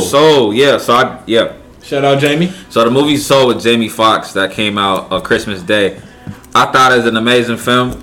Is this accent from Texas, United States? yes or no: no; Pennsylvania, United States; moved away; also born or lived in Charlotte; my hometown, Pennsylvania